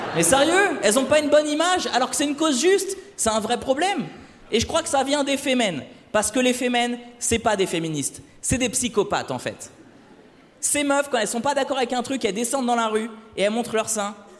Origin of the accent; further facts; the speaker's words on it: Le Havre, Normandy, France; moved away; je suis originaire du Havre